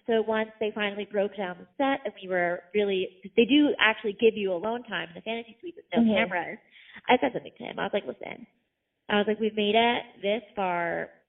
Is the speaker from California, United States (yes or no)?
no; Montville, New Jersey, United States; moved away as an adult; also born or lived in Syracuse, New York; now in New York, United States; So I've actually lived in New York since 2013. Born and raised in Jersey.